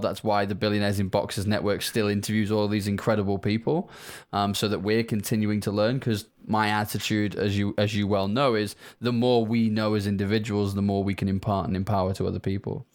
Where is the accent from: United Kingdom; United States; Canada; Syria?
United Kingdom; as people can probably hear from my accent, I am not from Africa. I'm from the U K